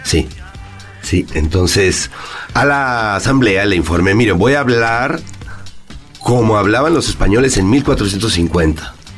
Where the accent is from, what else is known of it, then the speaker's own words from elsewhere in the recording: Mexico; also born or lived in Madrid, Spain; me fui a vivir allá y ahí me di cuenta que soy mexicano